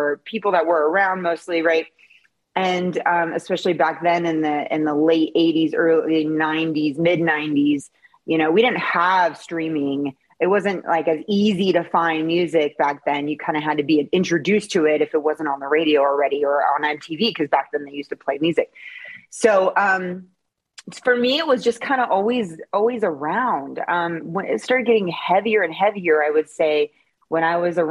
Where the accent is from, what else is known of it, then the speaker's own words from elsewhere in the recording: Seattle, Washington, United States; I grew up in the Seattle area